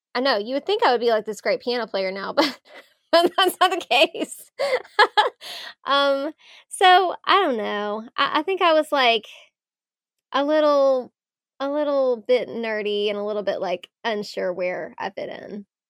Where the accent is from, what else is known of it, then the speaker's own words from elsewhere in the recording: Louisville, Kentucky, United States; I'm from Louisville